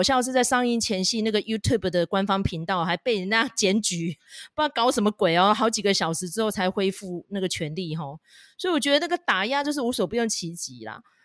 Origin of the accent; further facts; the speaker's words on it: Taiwan; 身为一个台湾人，自由人，哦，痛恨中共的人